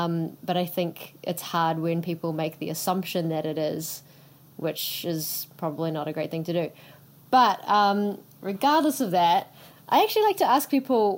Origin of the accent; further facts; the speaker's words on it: Singapore; oh, my background is I'm Indonesian Chinese and I grew up in Singapore